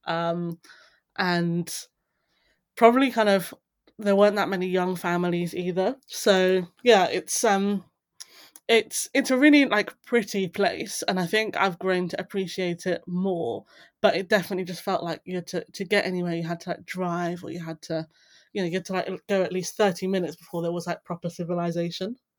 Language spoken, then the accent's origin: English; Buckinghamshire, South East England, United Kingdom; also born or lived in Darlington; now in London, United Kingdom; I grew up in the Buckinghamshire countryside, so very rural